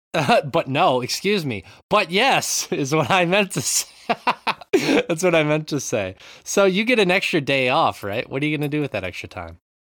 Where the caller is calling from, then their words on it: Japan; I'm calling in from Japan